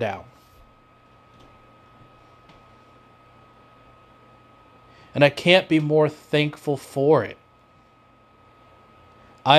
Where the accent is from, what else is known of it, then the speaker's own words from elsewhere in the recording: Davenport, Iowa, United States; moved away as an adult; also born or lived in Oskaloosa, Iowa; stayed in my hometown